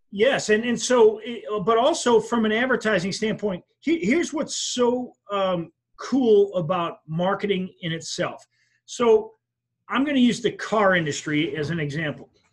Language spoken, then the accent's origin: English; Wisconsin, United States; now in Florida, United States; I'm from Wisconsin. When I was a kid, I worked at a gas station